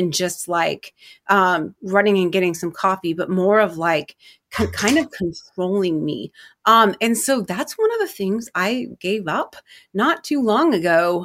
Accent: Milwaukie, Oregon, United States; I am from Milwaukee, Oregon

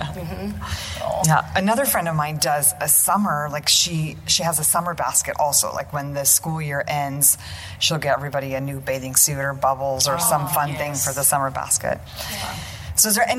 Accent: United States; it's so important for us as American families, often a little bit disconnected from our cultural roots, to keep up those traditions.

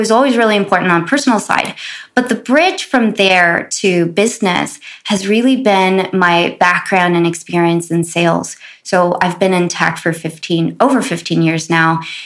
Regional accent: Los Angeles, California, United States; growing up in South Central

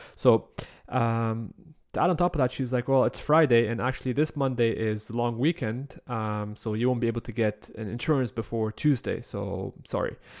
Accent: Egypt; moved away as an adult; now in Canada; the first time I moved to Canada at the age of nineteen, I believe. I was coming from Egypt.

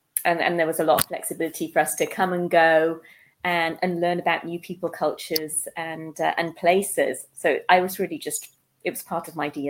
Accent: Netherlands; born there; I was born in Holland while my parents were over in the Netherlands on an assignment.

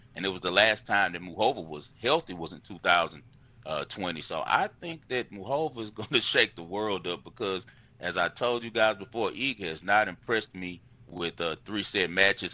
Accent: United States; I'm American

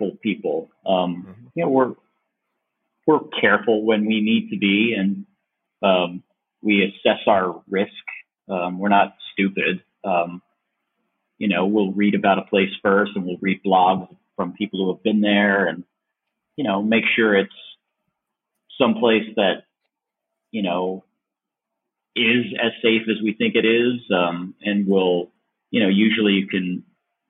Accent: New Jersey, United States; moved away as an adult; also born or lived in Los Angeles, United States; now in Mérida, Mexico; I grew up in New Jersey for the first 25 years of my life.

